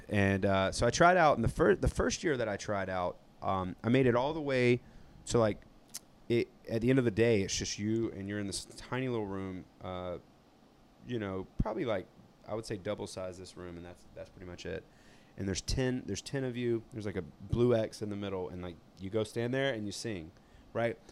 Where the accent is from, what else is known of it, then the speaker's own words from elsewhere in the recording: South Georgia, United States; accent: southern twang; I'm from South Georgia.